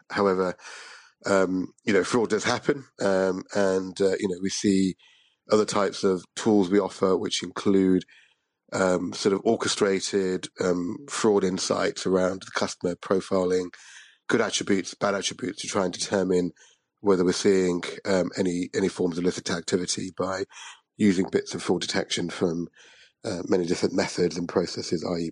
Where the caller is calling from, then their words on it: London, United Kingdom; I'm calling from London